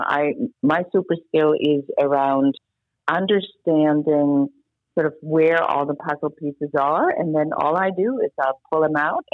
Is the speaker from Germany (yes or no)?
yes; Germany; moved away as an adult; now in United States; I'm originally from Germany